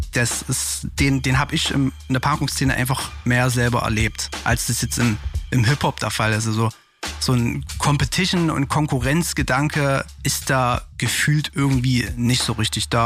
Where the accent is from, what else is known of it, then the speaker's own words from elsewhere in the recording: Zwickau, Saxony, Germany; moved away as an adult; now in Leipzig, Germany; Ich komme eigentlich aus Zwickau und bin vor zehn Jahren nach Leipzig gezogen.